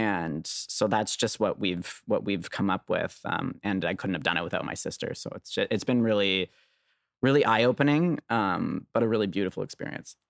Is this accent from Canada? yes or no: yes; Canada; I'm a Canadian